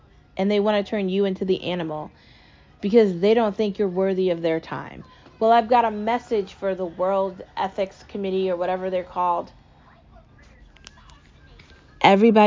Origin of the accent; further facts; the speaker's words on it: United States; I love being American. I love my home country